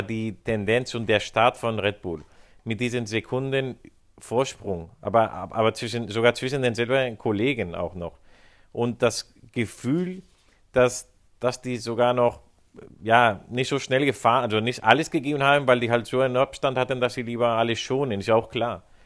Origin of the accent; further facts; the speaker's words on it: Spain; Als, Spanier